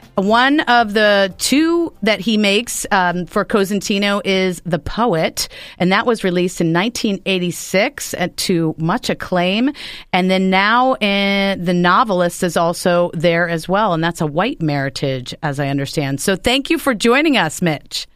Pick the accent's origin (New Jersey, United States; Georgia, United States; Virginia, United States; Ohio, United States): New Jersey, United States; moved away; you're on the horn from my home state of New Jersey